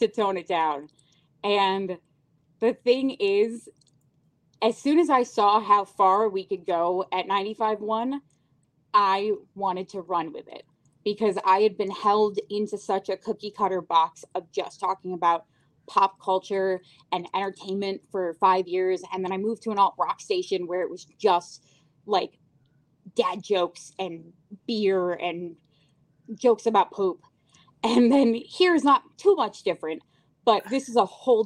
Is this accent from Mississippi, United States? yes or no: no; Syracuse, New York, United States; growing up in Syracuse, New York.